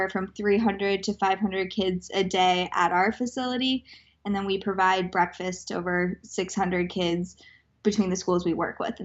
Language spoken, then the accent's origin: English; Aspen, Colorado, United States; I grew up in Aspen, Colorado